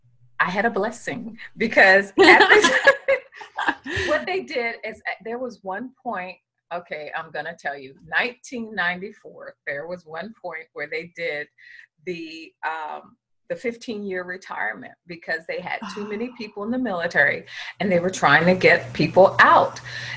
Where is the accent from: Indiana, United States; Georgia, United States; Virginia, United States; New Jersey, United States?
Virginia, United States; Norfolk; I was looking to go into the Navy because I'm from the Norfolk area